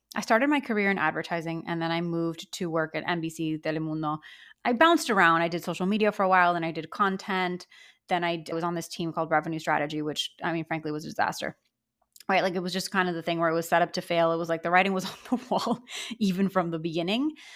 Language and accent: English; Miami, Florida, United States; I grew up in Miami.